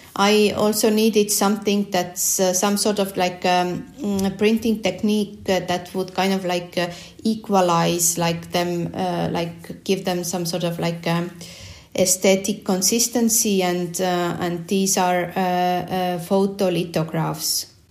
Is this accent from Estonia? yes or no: yes; Estonia; I was born in the Soviet uh, Estonia, and um, and also started uh, going uh, school um, in uh, yeah during the Soviet. Soviet time.